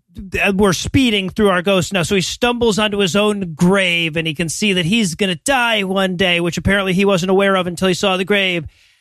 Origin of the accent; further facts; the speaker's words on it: Detroit, Michigan, United States; All right, I'm from Detroit.